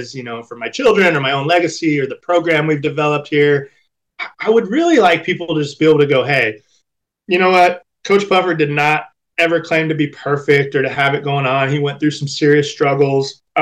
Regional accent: Orange County, California, United States; We grew up in Orange County, California, so a beautiful place to grow up.

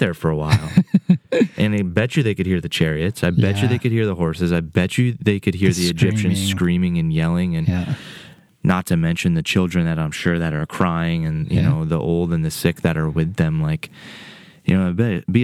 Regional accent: United States; as American Christians

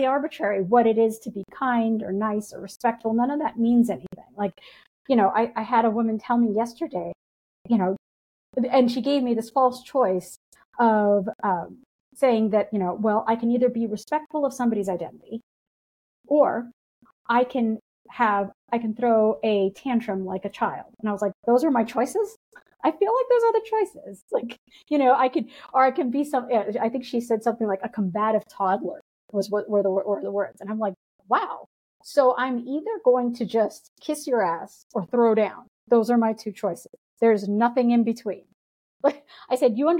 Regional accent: United States; as an American

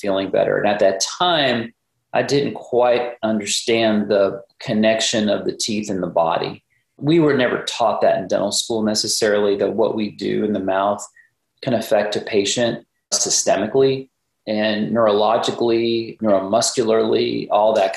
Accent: Dallas, Texas, United States; also born or lived in Rapid City, South Dakota; I grew up in the Dallas area

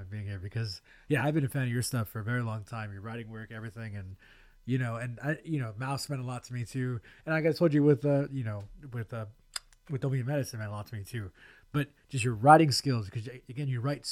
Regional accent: Stockton, California, United States; that's my hometown

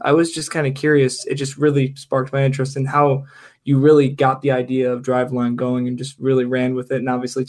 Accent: Berea, Ohio, United States; I actually live right up the street from Baldwin Wallace. I grew up in Berea, Ohio. I know that area really, really well.

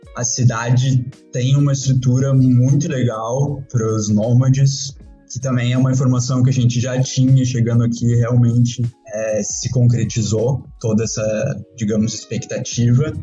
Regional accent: Porto Alegre, Rio Grande do Sul, Brazil; moved away as an adult; also born or lived in Curitiba / Praia do Rosa / Dublin, Ireland; now in Asia; eu sou natural de Porto Alegre, Rio Grande do Sul. Apesar que eu saí de Porto Alegre, hoje eu tenho 32 anos, em Porto Alegre, eu tinha 18 anos quando eu saí de casa

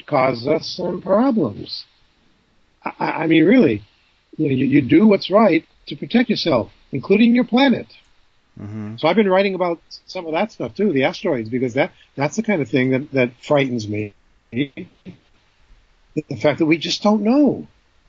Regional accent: New Hampshire, United States; growing up in New Hampshire

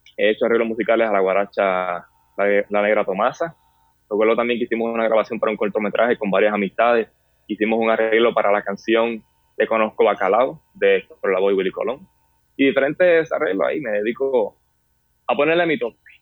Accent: Las Piedras, Puerto Rico; now in Humacao, Puerto Rico; soy de pueblo de las Piedras

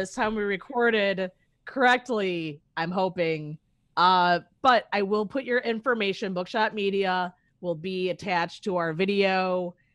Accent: Chicago, Illinois, United States; I'm originally from Chicago

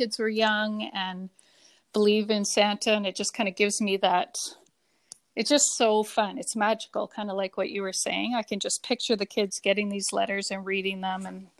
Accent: Canada; Canadian through and through.

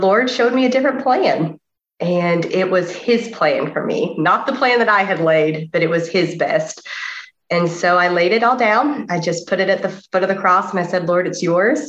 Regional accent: the Bible Belt, the South, United States; I was very blessed in that I was born in the Bible Belt

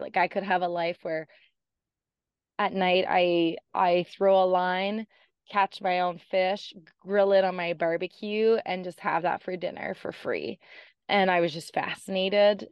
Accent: Canada; moved away as an adult; I'm Canadian, and I escaped the cold Canadian winters

